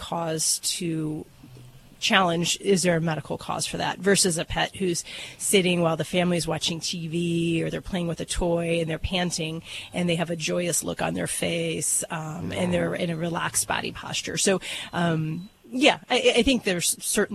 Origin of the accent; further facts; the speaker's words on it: Hammond, Indiana, United States; I'm from Hammond, Indiana.